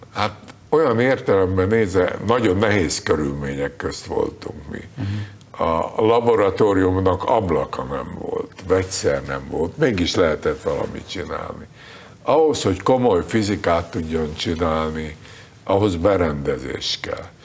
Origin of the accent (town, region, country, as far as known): Budapest, Hungary; born or raised there; moved away as an adult; now in United States